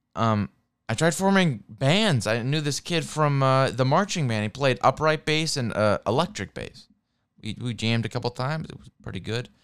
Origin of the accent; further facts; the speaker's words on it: Seattle, Washington, United States; also born or lived in Santa Monica; I'm American, I'm from Seattle